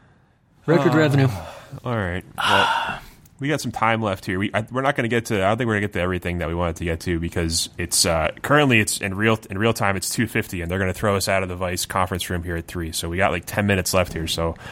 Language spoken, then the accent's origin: English; New Jersey, United States; I'm from New Jersey, like I call it Jersey all the time. Like, where do you live? I live in Jersey.